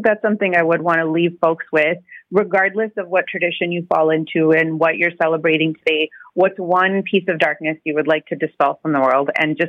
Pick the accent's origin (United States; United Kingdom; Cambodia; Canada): Canada; I think when I reflect as an adult and as a Canadian on how I truly want to celebrate Bandi Chhor Divas